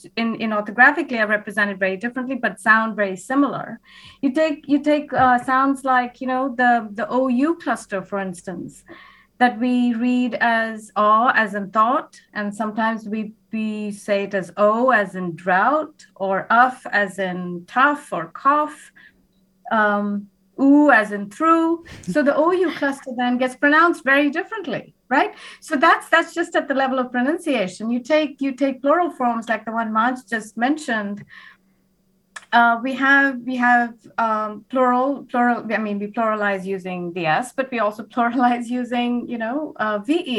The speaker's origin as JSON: {"language": "English", "country": "India", "tie": "born or raised there", "moved": "yes", "lives_now": "United States", "said": "I grew up in India myself"}